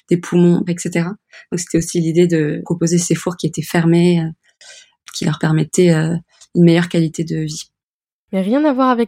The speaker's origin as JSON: {"language": "French", "country": "Kenya", "tie": "born or raised there", "said": "Et puis, oui, mon enfance passée au Kenya avec les coraux."}